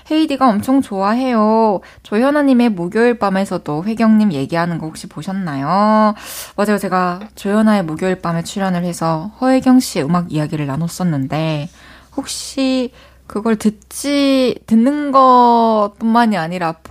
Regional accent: Incheon, South Korea; 저 고향 인천이에요.

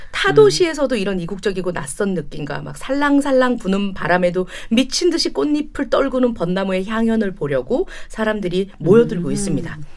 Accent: British Columbia, Canada; Korean is a second language; 사실 저는 밴쿠버 출신 아니거든요. 아. 밴쿠버에서 멀지 않은 작은 시골 마을 출신인데

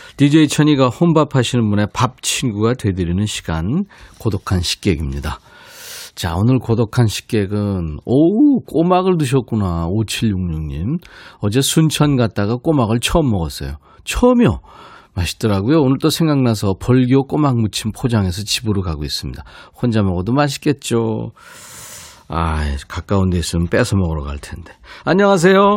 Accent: Suncheon, South Jeolla, South Korea; 제 고향

